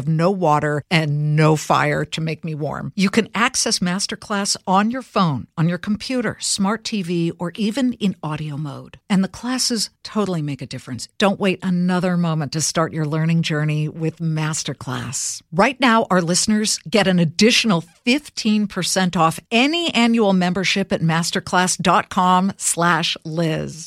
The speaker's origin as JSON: {"language": "English", "town": "Los Angeles", "region": "California", "country": "United States", "also_born_or_lived": "Cleveland, Ohio / Columbus, Ohio", "moved": "yes", "said": "I'm from L.A."}